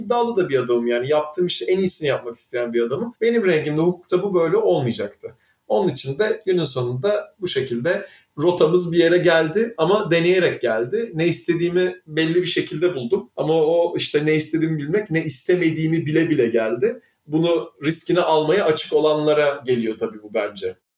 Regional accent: Istanbul, Turkey; also born or lived in Izmir / Germany; İzmir'de doğdum. 5 yaşıma kadar oradaydık. Sonra İstanbul'a geldim

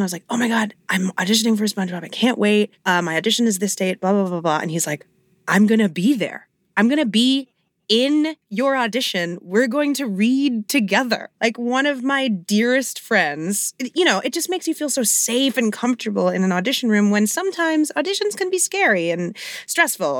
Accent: New York City, New York, United States; I grew up in Hell's Kitchen, so I grew up literally blocks away from Broadway

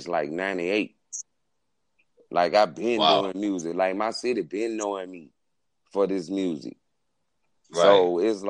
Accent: Baton Rouge, Louisiana, United States; I'm from Baton Rouge, Southside, born, raised in Mayfair, North

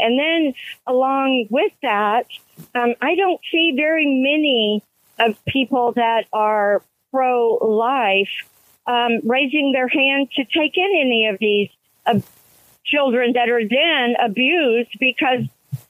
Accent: Houston, Texas, United States; live in a little bitty town. I'm 160 miles northeast of Houston, which is what I'm driving to. We were born and raised in Houston

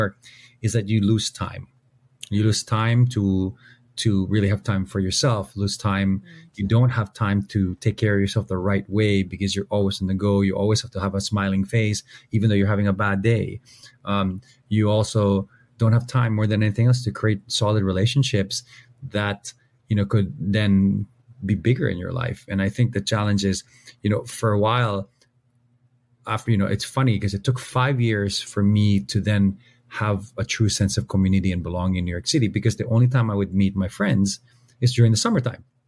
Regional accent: Philippines; we're Filipino

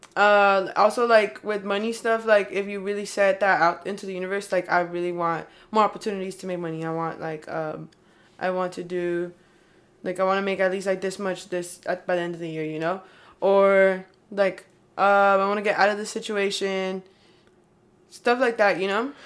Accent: California, United States; accent: California; I'm from Cali

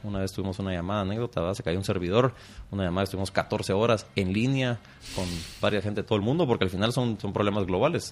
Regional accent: Guatemala; yo nací, crecí aquí en Guatemala

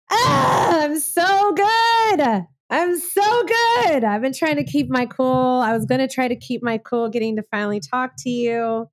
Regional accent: Waco, Texas, United States; now in Nashville, United States; I'm from the South. I'm from Waco, Texas. So when I moved to Nashville, I felt like I was in Texas

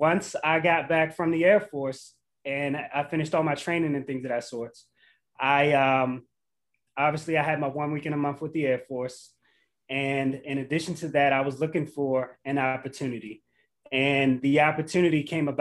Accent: Baltimore, Maryland, United States; I'm born and raised in Baltimore, Maryland.

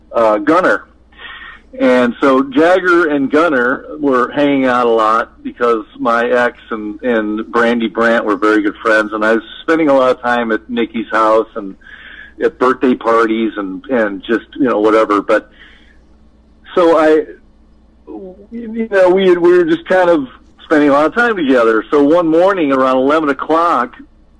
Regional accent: Midwest, United States; moved away; I grew up in the Midwest playing, three or four sets of rock and roll metal covers

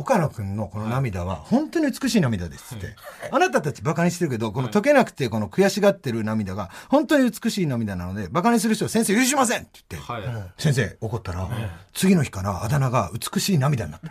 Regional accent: Fukui, Japan; now in Tokyo, Japan; 福井県で同郷で

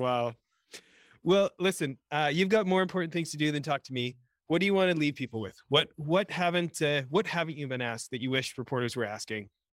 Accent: Edmonton, Alberta, Canada; now in United States; I grew up in near Edmonton, Alberta, Canada

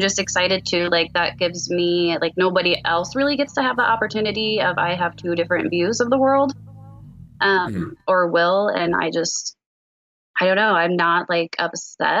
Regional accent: Liberty, Missouri, United States; I am from Liberty, Missouri

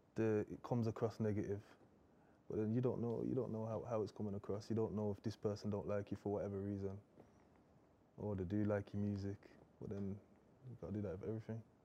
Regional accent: Birmingham, West Midlands, United Kingdom; I'm from Birmingham anyway, so it's completely different to London

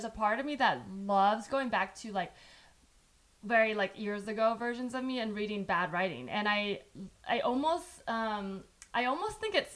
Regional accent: San Jose, California, United States; first language Chinese; English is a second language; English wasn't my first language, but I did grow up here

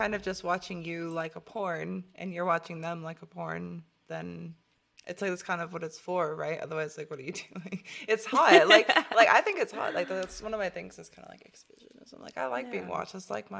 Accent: Michigan, United States; Shout out to Detroit. {S2} Hey. {S1} From my home state.

